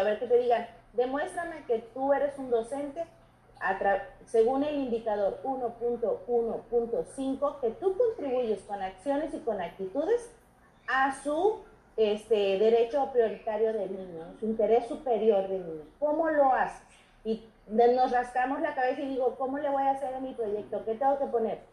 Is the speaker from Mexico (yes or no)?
yes; Mexico; nosotros somos mexicanos